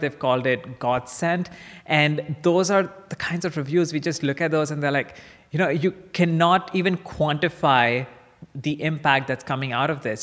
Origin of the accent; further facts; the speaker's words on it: Kolkata, West Bengal, India; moved away as an adult; also born or lived in Chicago; I grew up in India. Um, in a in a town called Calcutta, which is the eastern side of uh, the country, and I went to high school there